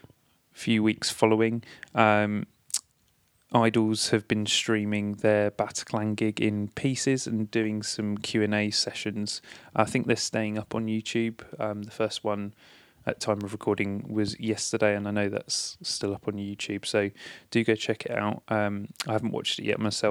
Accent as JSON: {"language": "English", "area": "near Portsmouth", "region": "South East England", "country": "United Kingdom", "tie": "born or raised there", "said": "a venue that I used to go to a lot near my hometown, the Portsmouth Wedred Rooms"}